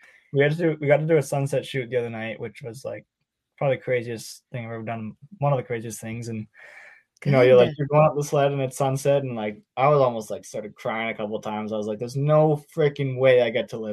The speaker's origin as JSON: {"language": "English", "town": "Whistler", "region": "British Columbia", "country": "Canada", "tie": "born or raised there", "said": "growing up in Whistler is probably the coolest thing ever."}